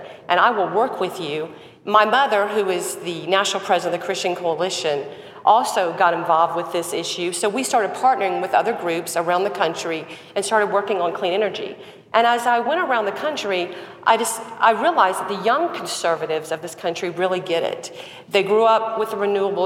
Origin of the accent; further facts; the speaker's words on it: South Carolina, United States; Growing up in South Carolina, very involved with the Republican Party